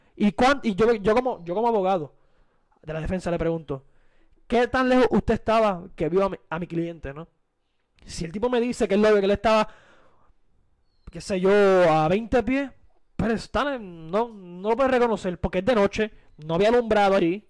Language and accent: Spanish; Puerto Rico; como puertorriqueño